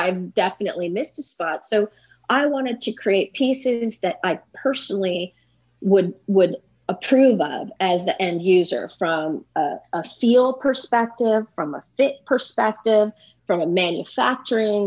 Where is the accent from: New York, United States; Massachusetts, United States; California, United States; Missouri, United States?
California, United States; San Francisco Bay Area; moved away as an adult; also born or lived in Santa Barbara / Santa Monica; now in Minnesota, United States; I grew up in the San Francisco Bay Area and migrated south